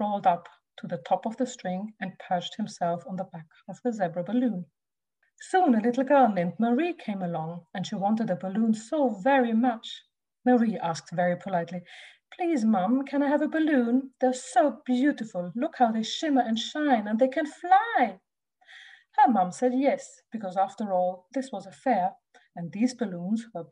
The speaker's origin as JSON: {"language": "English", "country": "Austria", "moved": "yes", "said": "I'm originally from Austria, so I do speak German with my children"}